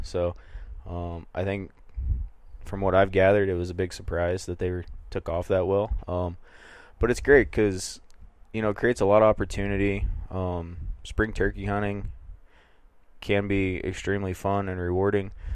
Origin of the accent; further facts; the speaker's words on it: northeast Kansas, United States; moved away as an adult; now in Montana, United States; So I cut my teeth chasing birds in, in northeast Kansas.